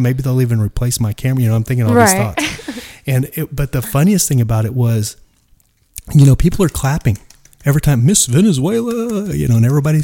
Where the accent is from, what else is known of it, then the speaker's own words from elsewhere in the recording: Dallas, Texas, United States; I'm from Dallas.